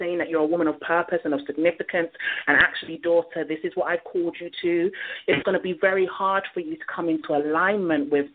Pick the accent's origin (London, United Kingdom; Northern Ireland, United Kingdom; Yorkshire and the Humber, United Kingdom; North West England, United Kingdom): London, United Kingdom; when I was growing up in London.